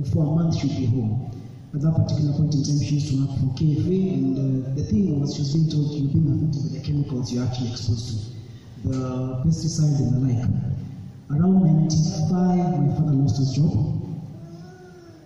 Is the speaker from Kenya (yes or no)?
yes; Nairobi, Kenya; also born or lived in Machakos; my childhood was actually in Ayani Estate in Kibera. That's where we grew up